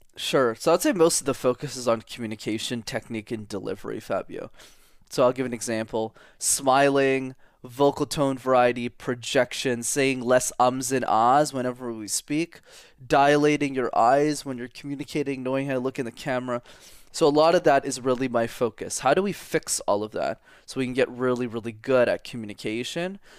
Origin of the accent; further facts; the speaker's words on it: Montreal, Quebec, Canada; first language English; I'm fluent in French is because I grew up in Montreal in Canada.